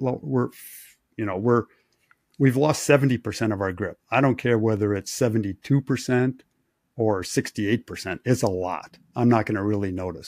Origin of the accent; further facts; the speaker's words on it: Wisconsin, United States; I grew up in Wisconsin.